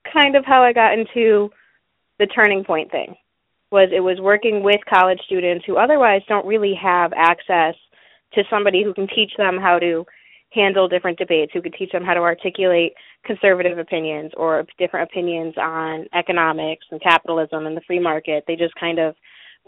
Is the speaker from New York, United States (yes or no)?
no; Connecticut, United States; moved away; also born or lived in Texas; I grew up in Connecticut